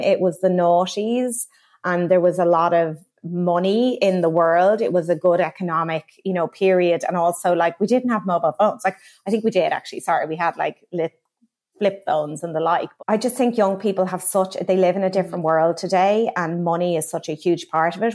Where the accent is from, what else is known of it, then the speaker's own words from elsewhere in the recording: Kilkenny, Leinster, Ireland; now in London, United Kingdom; I am a little girl from Kilkenny who always loved fashion.